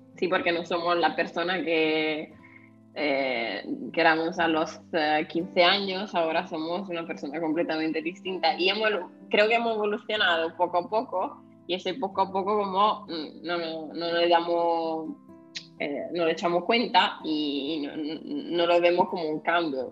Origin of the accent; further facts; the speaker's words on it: northern Italy, Italy; Spanish is a second language; moved away as an adult; also born or lived in southern Spain; now in Spain; yo he crecido en un pueblo de 700 personas